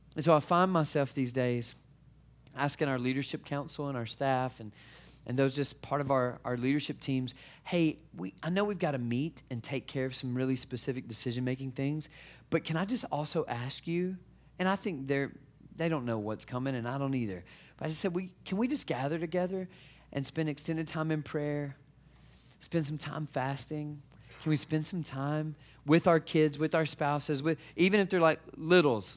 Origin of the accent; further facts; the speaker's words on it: Mississippi, United States; moved away as an adult; also born or lived in Detroit, Michigan; I'm originally from Mississippi. And so we took our southern family to Detroit